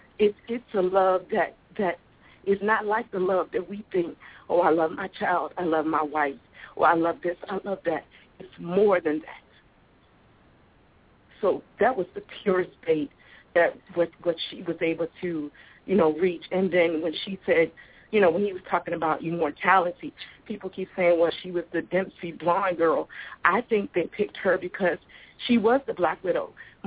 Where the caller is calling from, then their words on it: Richmond, Virginia, United States; Richmond, Virginia.